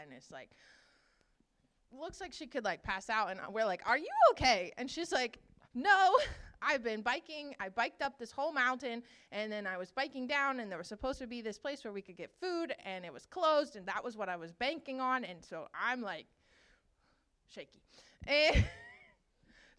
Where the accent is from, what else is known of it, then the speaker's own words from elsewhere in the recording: Virginia, United States; I'm from Virginia